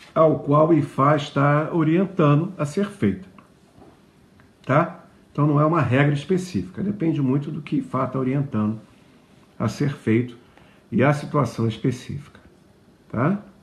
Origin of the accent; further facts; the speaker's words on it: Rio de Janeiro, Brazil; moved away; also born or lived in Juiz de Fora, Minas Gerais; Eu morei um tempo em Juiz de Fora eu sou carioca e, numa certa idade, minha família se mudou para lá